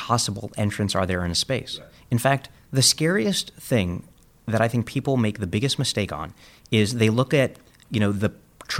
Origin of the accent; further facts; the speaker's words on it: New York, United States; And I grew up in Coney Island. There were carny barkers and hustlers and con men.